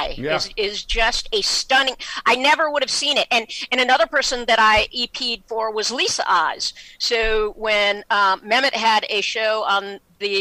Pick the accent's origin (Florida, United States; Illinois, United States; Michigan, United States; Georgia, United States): Michigan, United States; moved away; I went back to Michigan this last week. I'm from Michigan